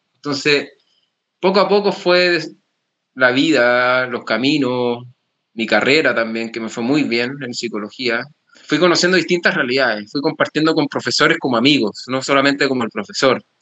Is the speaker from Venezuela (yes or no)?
no; Chile; now in Spain; Yo soy de Chile, pero llevo cinco años y medio en España